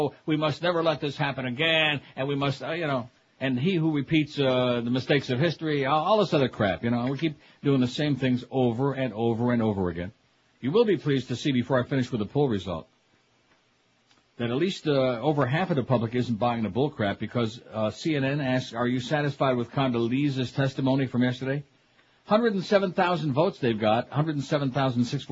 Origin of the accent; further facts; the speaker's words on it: Rochester, New York, United States; now in Miami, United States; Rochester, New York, 20, my hometown, which used to be a nice, you know, kind of a nice place to grow up